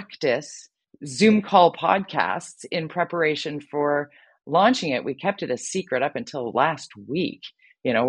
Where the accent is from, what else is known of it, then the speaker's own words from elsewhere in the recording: Vancouver, British Columbia, Canada; work in my hometown here in Vancouver